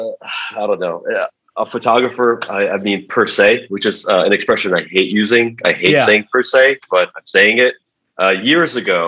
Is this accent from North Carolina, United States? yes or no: no; New York City, New York, United States; also born or lived in Uzbekistan / Rego Park; We came here when I was 1990. I was 5 years old. Moved to Forest Hills. So I was a Forest Hills kid